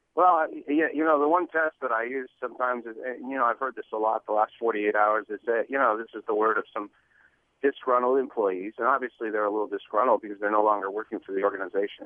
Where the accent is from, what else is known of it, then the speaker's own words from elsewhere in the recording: Montreal, Quebec, Canada; now in Seattle, United States; growing up in Montreal